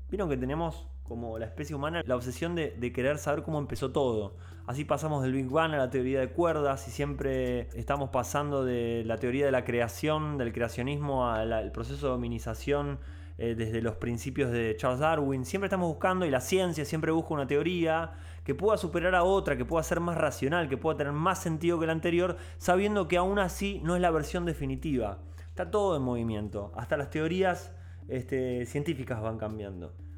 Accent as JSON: {"language": "Spanish", "region": "Buenos Aires", "country": "Argentina", "said": "como poblador porteño, como poblador porteño de los 100 barrios porteños"}